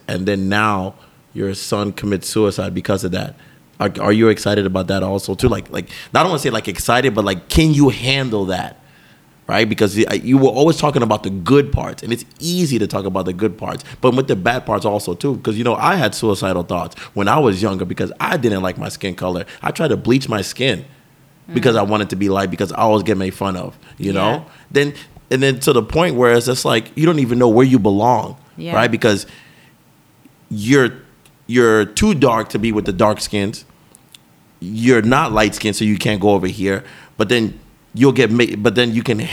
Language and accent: English; Hollywood, Florida, United States; I grew up in Hollywood, Florida